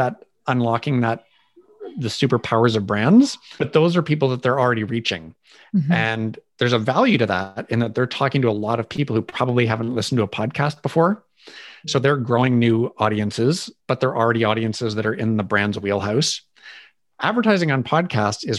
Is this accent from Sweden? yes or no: no; Canada; I'm Canadian